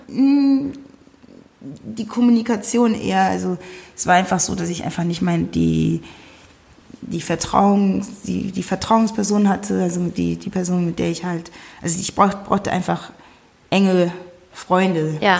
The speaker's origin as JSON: {"language": "German", "town": "Wuppertal", "region": "North Rhine-Westphalia", "country": "Germany", "tie": "born or raised there", "moved": "as an adult", "said": "meine Wurzeln sind allerdings aus Ghana, ähm, bin aber in Deutschland geboren, in Wuppertal"}